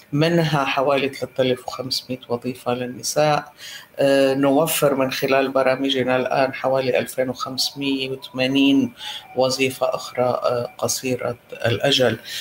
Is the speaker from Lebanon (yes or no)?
yes; Lebanon; now in Iraq; أنا لبنانية الأصل